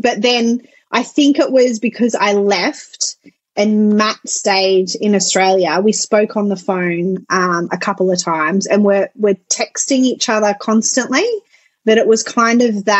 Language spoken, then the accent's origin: English; France; also born or lived in Netherlands; So I grew up in France and Holland